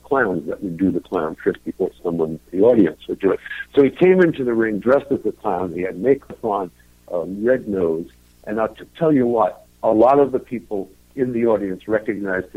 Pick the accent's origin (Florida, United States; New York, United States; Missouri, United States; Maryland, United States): New York, United States; New York City; I was born and raised in Brooklyn